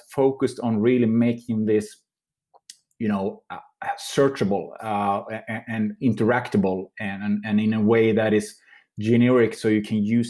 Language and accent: English; Sweden; I'm from Sweden